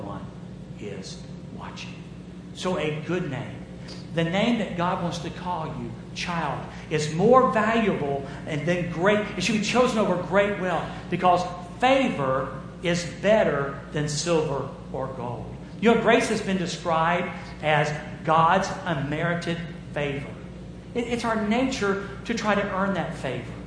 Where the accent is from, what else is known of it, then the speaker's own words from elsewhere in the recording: Jacksonville, Florida, United States; I was raised in Jacksonville, Florida.